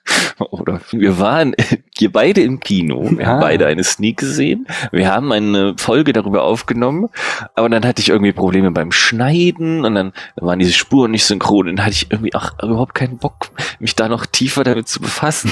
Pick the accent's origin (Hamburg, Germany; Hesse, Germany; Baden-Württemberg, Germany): Hamburg, Germany; Ich komme aus Hamburg.